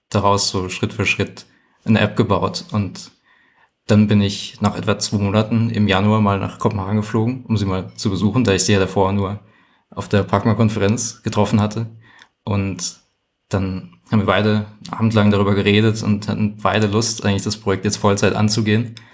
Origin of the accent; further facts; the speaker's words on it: Hesse, Germany; also ich komme ursprünglich aus Hessen und sie hat damals in London gearbeitet.